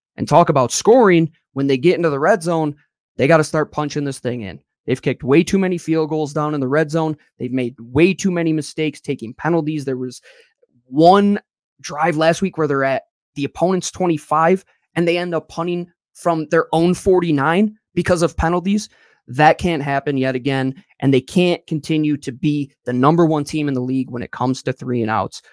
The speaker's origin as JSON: {"language": "English", "region": "Western New York", "country": "United States", "said": "I'm from Western New York."}